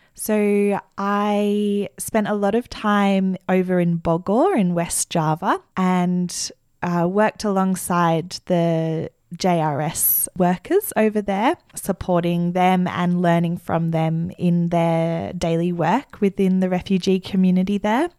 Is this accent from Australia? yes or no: yes; Australia; as an Australian social worker